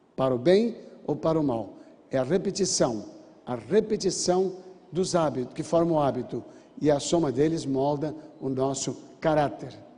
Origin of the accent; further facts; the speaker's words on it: Brazil; Eu sou brasileiro nato.